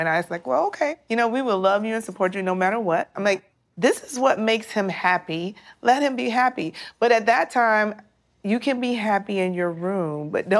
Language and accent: English; Midwest, United States; We're from the Midwest